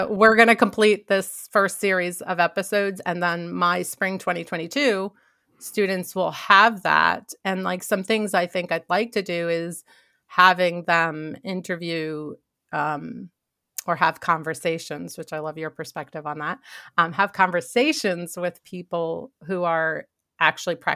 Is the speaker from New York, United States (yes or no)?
yes; New York, United States; So most people don't realize that I grew up in New York.